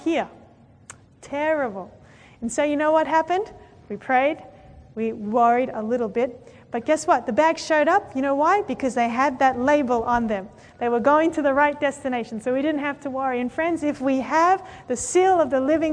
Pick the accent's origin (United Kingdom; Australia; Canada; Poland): Australia; I come from Australia